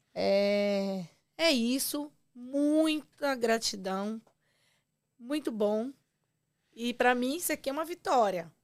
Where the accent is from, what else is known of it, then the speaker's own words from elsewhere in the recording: Ceará, Brazil; sua conterrânea